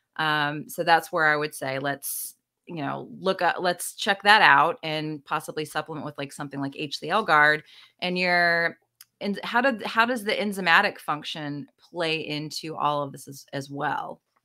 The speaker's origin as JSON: {"language": "English", "region": "the South", "country": "United States", "said": "I'm from the South, too"}